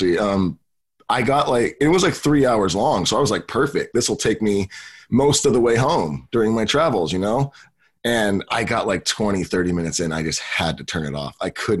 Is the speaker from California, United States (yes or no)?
yes; California, United States; I'm from California.